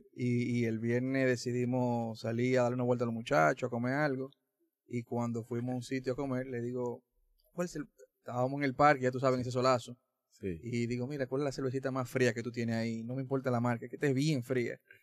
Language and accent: Spanish; La Vega, Dominican Republic; moved away; yo soy de La Vega y visito mucho esa zona